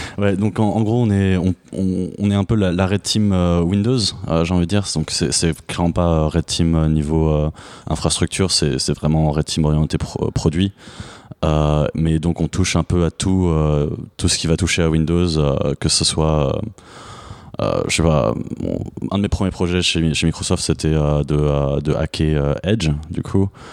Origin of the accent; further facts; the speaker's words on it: France; moved away as an adult; now in United States; je suis français et américain. Euh, j'ai vécu en France euh, presque toute ma vie, mais il y a quelques années, j'ai déménagé aux États-Unis